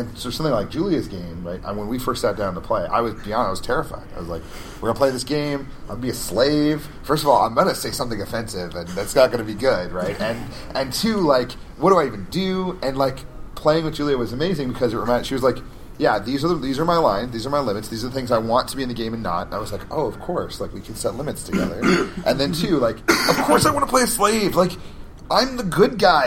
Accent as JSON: {"language": "English", "town": "Albuquerque", "region": "New Mexico", "country": "United States", "tie": "born or raised there", "said": "Albuquerque, my hometown"}